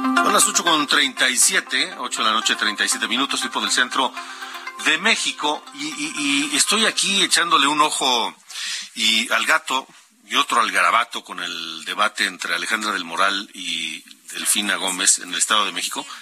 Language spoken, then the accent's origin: Spanish; Honduras; moved away